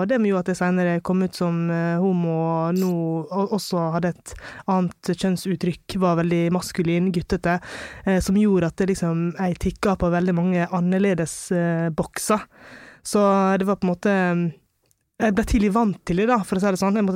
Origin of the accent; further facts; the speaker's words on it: Longva, Møre og Romsdal, Norway; also born or lived in India; Jeg kommer fra India, altså en by som hadde 14 millioner innbyggere, til Longva, som er 500 innbyggere. Og det var jo klart at eh, jeg var den første brune på øya.